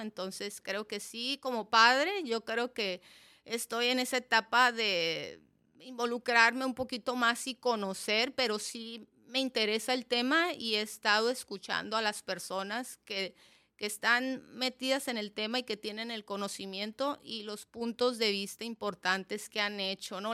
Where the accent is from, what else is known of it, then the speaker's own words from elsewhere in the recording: Mexicali, Baja California, Mexico; moved away as an adult; Soy de aquí de Mexicali, Cachanilla de nacimiento